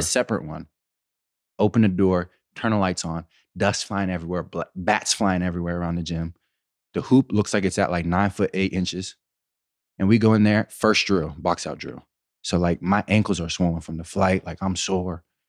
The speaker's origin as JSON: {"language": "English", "town": "Pittsburgh", "region": "Pennsylvania", "country": "United States", "said": "I'm from Pittsburgh"}